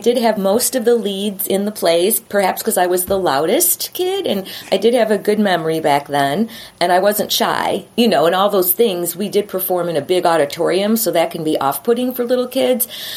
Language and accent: English; Chicago, Illinois, United States; I'm from Chicago